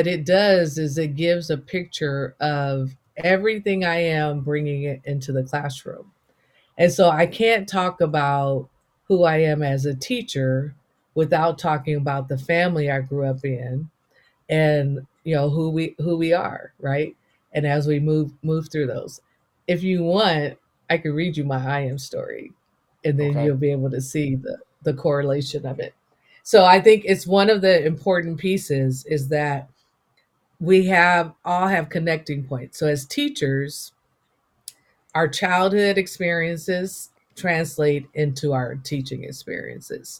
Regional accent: the Bay Area, California, United States; first language English; I am from the Bay Area. Berkeley, San Francisco, and Oakland, California are the roots that raised me

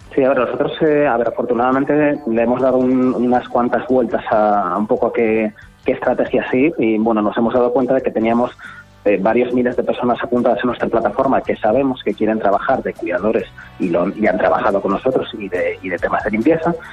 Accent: Asturias, Spain; moved away as an adult; also born or lived in Granada / Madrid / London / Gibraltar; now in Canary Islands, Spain; Nací en Granada, eh, luego viví todo día en Asturias

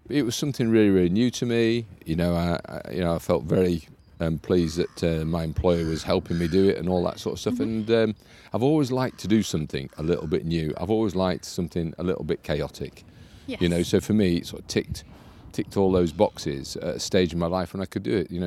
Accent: Harrogate, Yorkshire and the Humber, United Kingdom; also born or lived in Essex / Spofforth / London; now in Yarm, United Kingdom; I was born in Essex forever ago, hmm. and then grew up in Spofforth and Harrogate. So grew up oh, in okay. in Yorkshire.

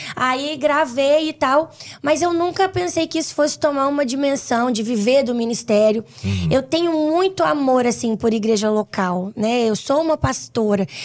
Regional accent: Vitória, Espírito Santo, Brazil; lá no Espírito Santo, onde eu moro, sou capixaba

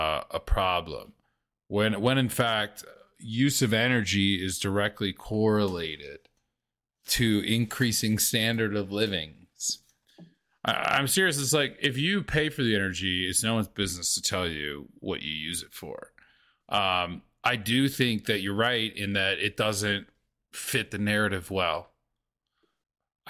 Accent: the South, United States; I grew up in the South

